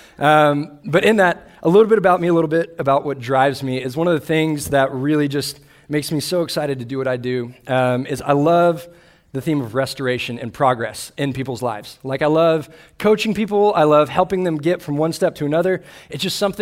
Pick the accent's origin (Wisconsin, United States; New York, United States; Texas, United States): Texas, United States; Austin; I grew up in Austin, Texas, where I grew up a Longhorn fan.